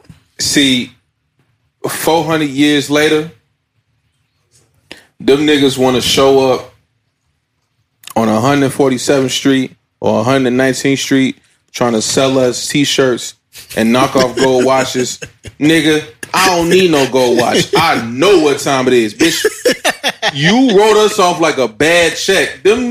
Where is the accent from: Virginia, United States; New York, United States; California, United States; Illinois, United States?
Illinois, United States; Chicago; Bro, I'm from Chicago.